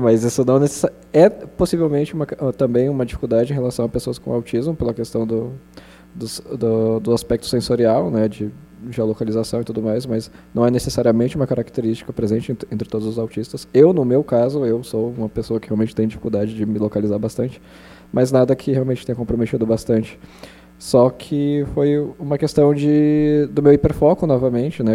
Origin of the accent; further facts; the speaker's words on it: São Paulo, Brazil; na capital, São Paulo. Eu passei minha infância lá